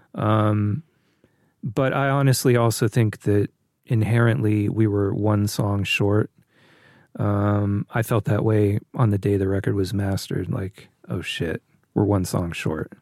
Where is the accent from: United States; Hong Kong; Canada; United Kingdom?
United States; Northern California; growing up in Northern California